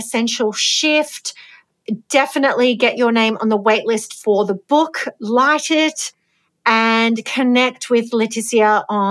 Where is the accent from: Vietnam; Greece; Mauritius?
Greece; I'm not from a farming background, but I'm from Greece and my family are from a village.